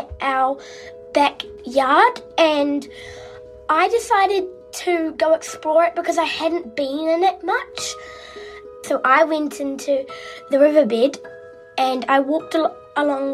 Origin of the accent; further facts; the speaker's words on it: Christchurch, Canterbury, New Zealand; from Christchurch in New Zealand